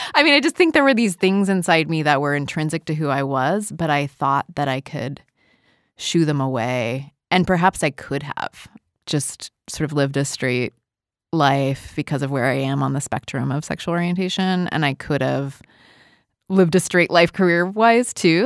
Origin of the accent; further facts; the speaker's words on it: Portland, Oregon, United States; I grew up in Portland, Oregon